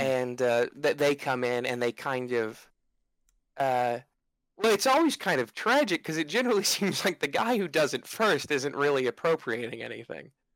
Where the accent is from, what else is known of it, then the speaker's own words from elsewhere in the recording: United States; I, as an American